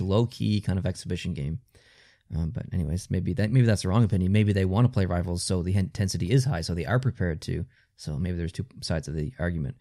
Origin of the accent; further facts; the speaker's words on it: Canada; as a Canadian